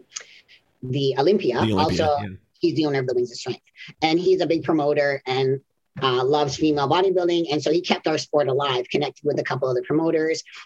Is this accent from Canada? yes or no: yes; Canada; moved away; originally I'm from Canada